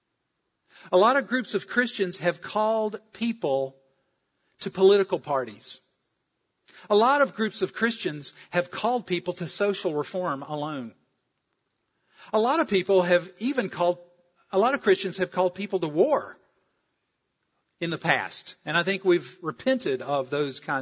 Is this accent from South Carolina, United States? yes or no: yes; South Carolina, United States; moved away; I'm from South Carolina.